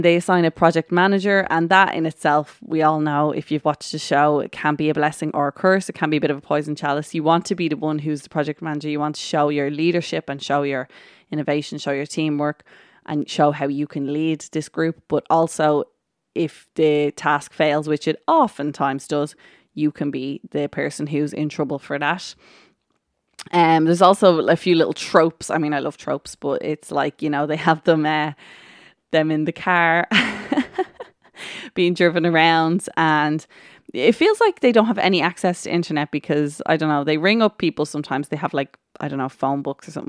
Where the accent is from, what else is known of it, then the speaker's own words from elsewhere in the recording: Ireland; I am Irish